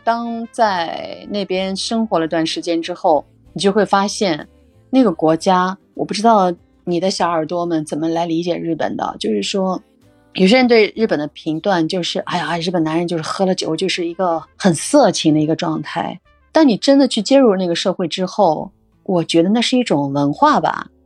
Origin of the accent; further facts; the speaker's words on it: China; 作为中国人